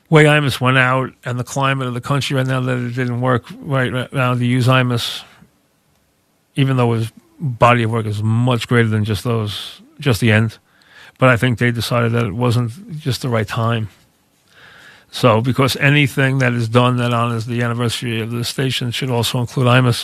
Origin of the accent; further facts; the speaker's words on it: United States; now in North Shore of Long Island, United States; I grew up as a kid very close to the Atlantic Ocean.